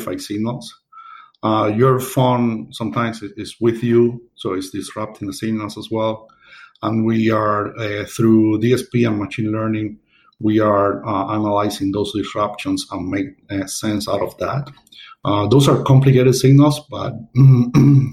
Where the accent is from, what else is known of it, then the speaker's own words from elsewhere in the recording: Havana, Cuba; moved away as an adult; also born or lived in Seville, Spain / Dublin, Ireland; I was born in Havana, Cuba. I did up to my engineering degree there